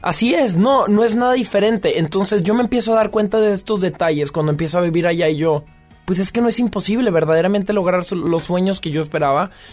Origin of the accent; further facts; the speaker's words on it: Mexico; moved away as an adult; now in France; yo estoy orgulloso de ser mexicano y venir de donde vengo